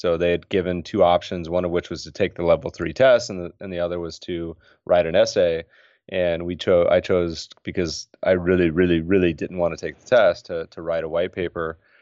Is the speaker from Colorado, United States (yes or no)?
yes; Colorado, United States; also born or lived in Winston-Salem, North Carolina; now in California, United States; grew up mostly in Colorado, little North Carolina